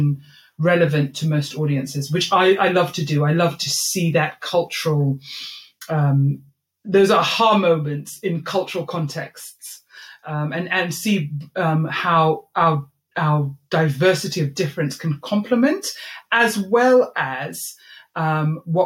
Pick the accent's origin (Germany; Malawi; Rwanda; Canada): Malawi; moved away; I grew up in Malawi